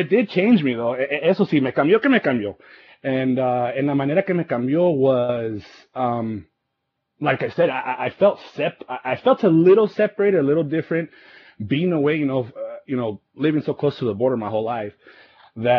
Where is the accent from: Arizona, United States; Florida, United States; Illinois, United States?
Arizona, United States; Yuma; moved away as an adult; also born or lived in Salinas, California / Phoenix, Arizona; now in Denver, United States; I was born in Salinas, California, you know. Moved out to Arizona around kindergarten. It's pretty much here up until my early 20s and moved out to Phoenix after Yuma